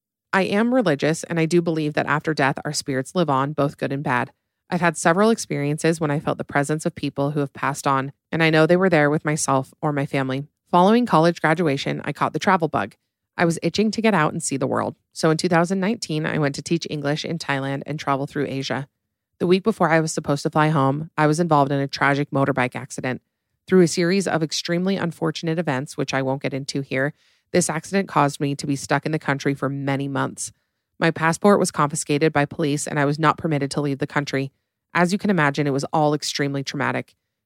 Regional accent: Illinois, United States; So back when I was 19 or 20, I was home from college for Thanksgiving break back in my hometown in Illinois.

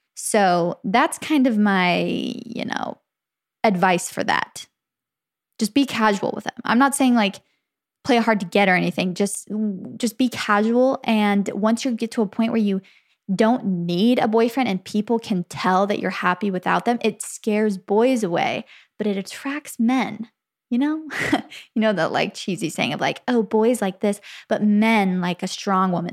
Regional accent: Arizona, United States; moved away; also born or lived in Santa Clara, California; I grew up in Arizona, though. So when I was about two, we moved to Arizona

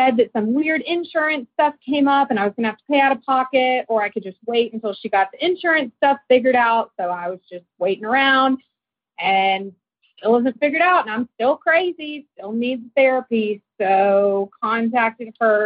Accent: Memphis, Tennessee, United States; accent: Southern; now in Denver, United States; I'm calling you from Denver, even though I know I have a Southern accent. I'm from Memphis originally

